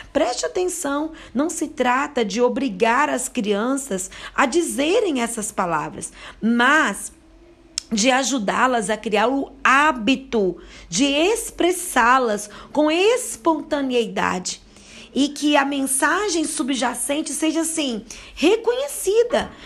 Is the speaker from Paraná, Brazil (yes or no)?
no; Mariana, Minas Gerais, Brazil; eu sou da cidade de Mariana, Minas Gerais